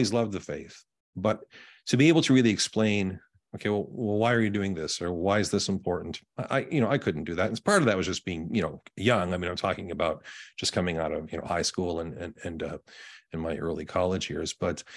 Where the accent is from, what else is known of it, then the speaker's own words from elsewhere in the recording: Winnipeg, Manitoba, Canada; now in Indiana, United States; I was born and raised in Canada, on the prairies, right in the middle of the country in Winnipeg, Canada